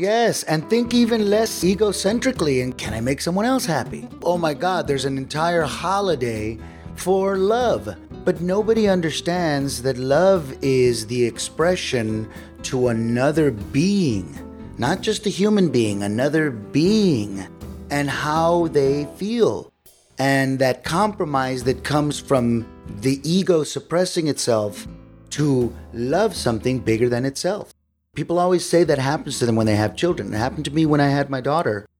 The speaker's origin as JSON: {"language": "English", "town": "San Antonio", "region": "Texas", "country": "United States", "tie": "born or raised there", "said": "my hometown of San Antonio, Texas"}